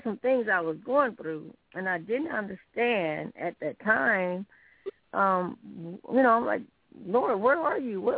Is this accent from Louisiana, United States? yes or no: no; Sylacauga, Alabama, United States; I'm originally from Sylacauga, Alabama